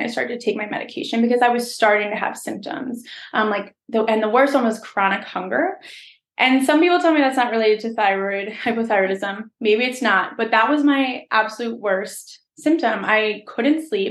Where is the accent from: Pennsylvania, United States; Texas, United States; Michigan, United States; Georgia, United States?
Pennsylvania, United States; outside of Philadelphia; moved away as an adult; now in upstate New York, United States; I grew up outside of Philadelphia. So that's where I'm from.